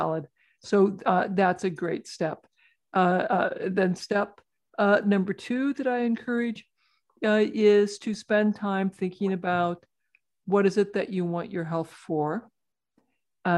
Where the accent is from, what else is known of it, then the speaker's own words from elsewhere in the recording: rural Iowa, United States; I'm a farm kid. I grew up in rural Iowa, milking cows and getting to ride my horse growing up